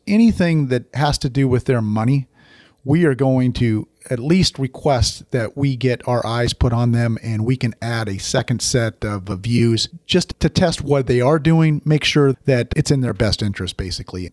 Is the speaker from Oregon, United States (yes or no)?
yes; Oregon, United States; I grew up in Oregon.